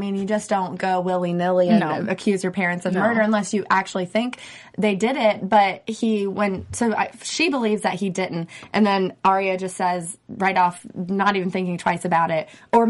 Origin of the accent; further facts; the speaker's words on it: North Carolina, United States; accent: southern; moved away; I'm from North Carolina.